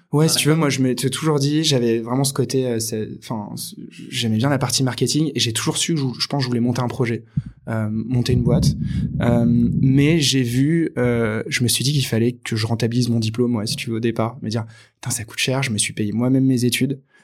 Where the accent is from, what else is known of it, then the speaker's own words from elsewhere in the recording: Angoulême, Nouvelle-Aquitaine, France; j'ai grandi à Angoulême donc une petite ville de Charente en France